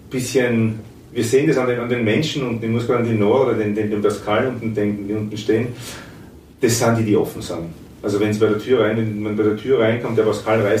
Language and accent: German; Austria; wo man schon zwar mit zuckt als Österreicher und sagt, ui